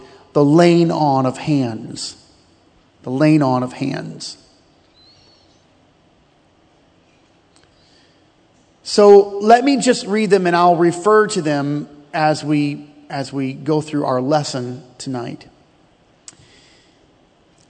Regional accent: United States; we are American

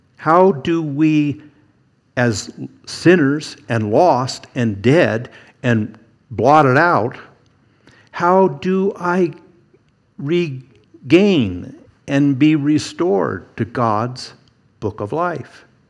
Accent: Eugene, Oregon, United States; Growing up in Eugene, there was a pretty good sized church

